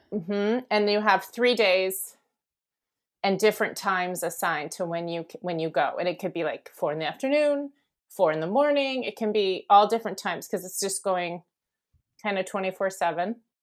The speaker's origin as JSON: {"language": "English", "area": "Bay Area", "region": "California", "country": "United States", "tie": "born or raised there", "also_born_or_lived": "Daly City, California", "said": "I grew up here in the Bay Area. So I was born in uh, Daly City and then grew up in the peninsula, which is near the airport."}